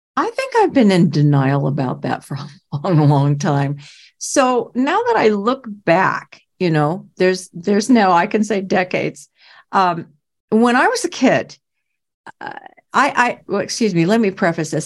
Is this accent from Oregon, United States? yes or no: yes; Portland, Oregon, United States; I was from Portland, Oregon